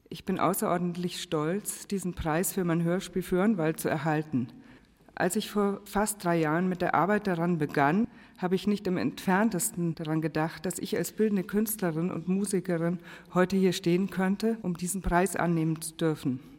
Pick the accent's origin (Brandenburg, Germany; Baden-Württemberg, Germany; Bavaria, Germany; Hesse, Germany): Bavaria, Germany; ich bin ja aus Bayern, wie Sie auch hören